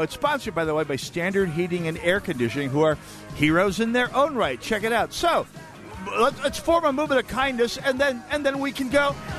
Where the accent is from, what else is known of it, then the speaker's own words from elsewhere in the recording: North Dakota, United States; moved away; also born or lived in Minnesota; my home state